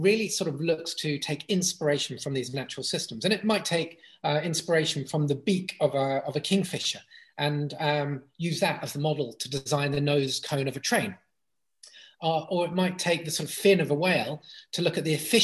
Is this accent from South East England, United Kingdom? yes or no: yes; Brighton, South East England, United Kingdom; I grew up in Brighton, playing on the beach and running wild in the countryside